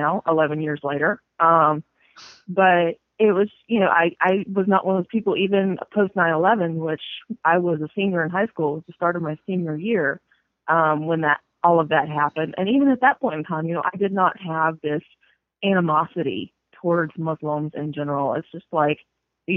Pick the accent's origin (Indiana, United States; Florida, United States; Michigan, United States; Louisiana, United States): Florida, United States; North; moved away as an adult; I grew up in North Florida in the panhandle, right, you know, along the coast